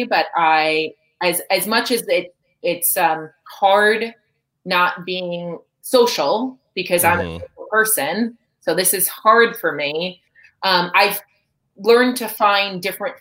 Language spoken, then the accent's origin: English; New Jersey, United States; accent: Jersey; my Jersey accent